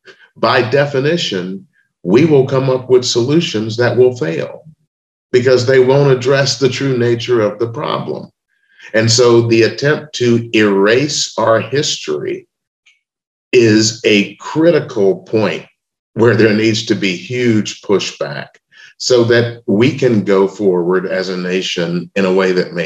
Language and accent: English; Memphis, Tennessee, United States; I was born in Memphis, Tennessee in 1956